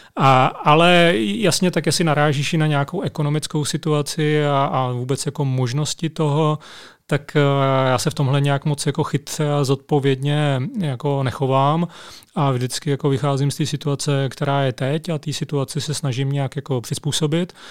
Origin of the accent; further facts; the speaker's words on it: Zlín, Zlín Region, Czechia; moved away as an adult; A já jsem vyrostl ve Zlíně, tam jsem strávil 19 let svého života